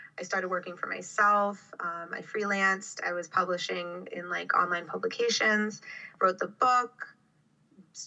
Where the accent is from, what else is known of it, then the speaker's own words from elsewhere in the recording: Miami, Florida, United States; also born or lived in Orlando; I grew up in Miami. I've lived in Florida my whole life.